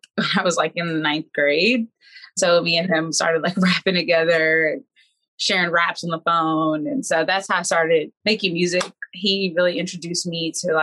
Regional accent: Washington, District of Columbia, United States; I'm from Washington, D.C. I have been performing all of my life.

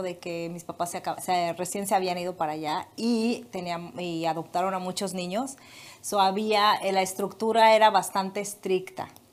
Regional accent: Michoacán, Mexico; moved away as an adult; also born or lived in Guadalajara, Jalisco; Me fui y ya estaba yo en otro estado. Me fui de Michoacán a Jalisco

